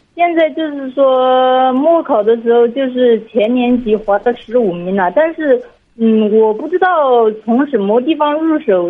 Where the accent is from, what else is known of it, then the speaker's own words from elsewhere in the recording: Hubei, China; 我是湖北的